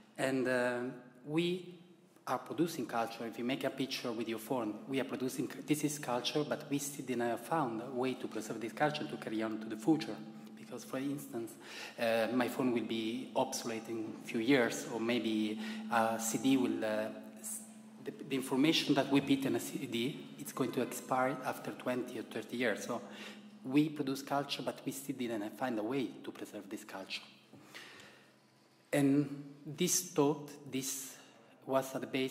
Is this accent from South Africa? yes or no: no; Italy; accent: Italian; English is a second language; you can hear from my accent that I'm very Italian